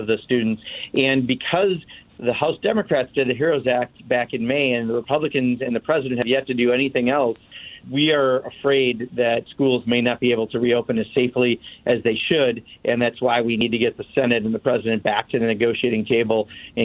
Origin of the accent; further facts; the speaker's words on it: Kenosha, Wisconsin, United States; my hometown of Kenosha